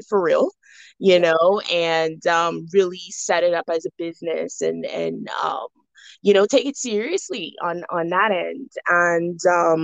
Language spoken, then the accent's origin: English; Bahamas; moved away as an adult; now in Atlanta, United States; I was born and raised in the Bahamas. I currently reside in Atlanta, Georgia.